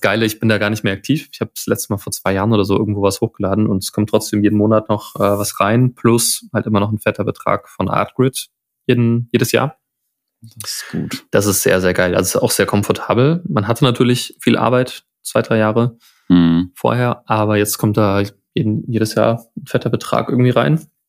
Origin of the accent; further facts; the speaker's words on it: Friedberg, Hesse, Germany; aus der Stadt, aus der ich komme, aus Friedberg, Nähe von Frankfurt